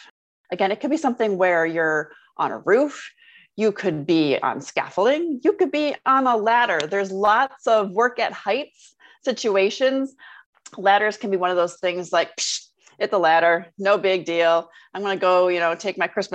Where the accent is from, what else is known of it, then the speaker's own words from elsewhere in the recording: Michigan, United States; I grew up in Michigan